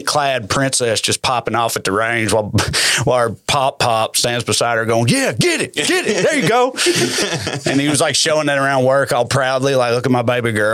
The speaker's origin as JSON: {"language": "English", "town": "Salina", "country": "United States", "tie": "born or raised there", "said": "They did that in Salina, in my hometown."}